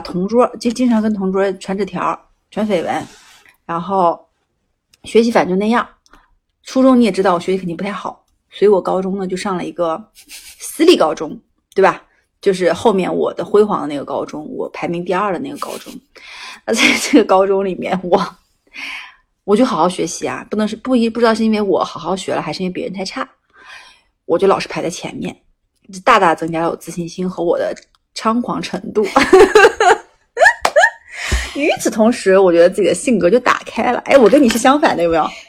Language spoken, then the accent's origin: Chinese; Changchun, Jilin, China; 因为我们那个地方就是普通话比较标准，所以大家肯定可以猜到我不是来自于沈阳的。诶，我也没什么好猜，好像之前讲过啊。对我们家长春的。